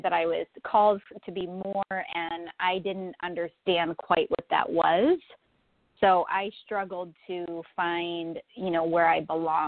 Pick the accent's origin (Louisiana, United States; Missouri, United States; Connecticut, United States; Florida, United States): Florida, United States; born there; now in Buffalo, United States; Yeah, so I'm actually in Buffalo, New York. I was born in Florida, actually, and moved north to Buffalo.